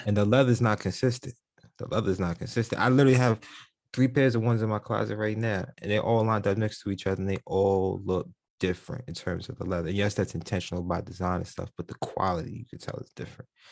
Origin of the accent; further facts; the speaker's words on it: New York City, New York, United States; moved away; growing up in New York City